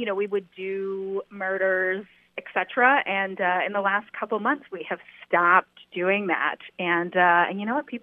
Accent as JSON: {"language": "English", "region": "Ohio", "country": "United States", "tie": "born or raised there", "moved": "yes", "said": "I'm a Midwest gal. I'm from Ohio"}